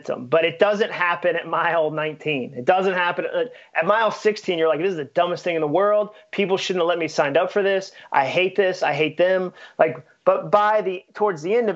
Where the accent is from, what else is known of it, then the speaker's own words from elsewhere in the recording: New England, United States; now in Nashville, United States; I grew up in New England and grew up doing it